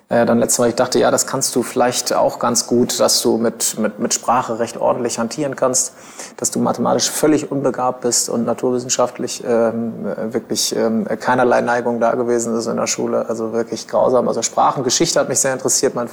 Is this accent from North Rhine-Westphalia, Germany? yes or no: yes; Bielefeld, North Rhine-Westphalia, Germany; habe die Schullaufbahn äh, damals in, in Bielefeld, ich komme aus Bielefeld gebürtig, genau, habe äh, 2002 mein Abitur gemacht